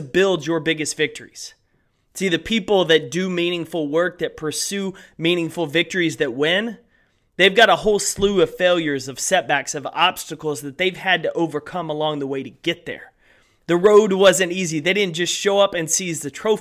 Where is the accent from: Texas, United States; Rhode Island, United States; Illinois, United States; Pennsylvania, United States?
Texas, United States; East; I grew up in East Texas, so a little bit different landscape, but Texan through and through as well.